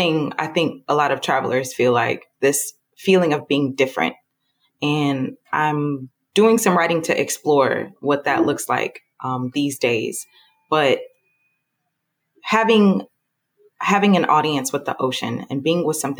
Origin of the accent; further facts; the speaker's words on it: Southern Illinois, United States; moved away as an adult; also born or lived in Atlanta, Georgia; So I grew up in Southern Illinois in a town that you can only describe by referencing other larger cities.